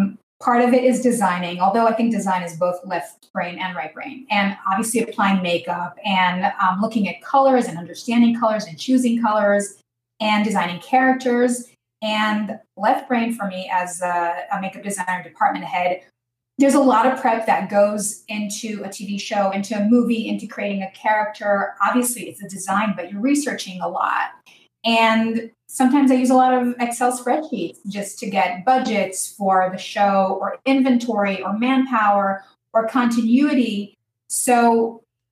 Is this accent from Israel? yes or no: yes; Israel; I was born in Israel. I grew up in Israel to an American mom, an Israeli dad